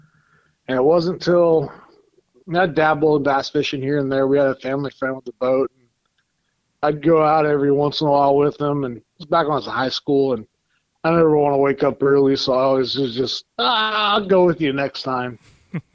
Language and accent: English; Wilton, California, United States; We grew up out in Wilton